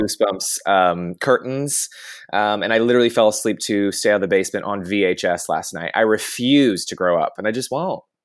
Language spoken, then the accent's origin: English; the South, United States; I grew up in the South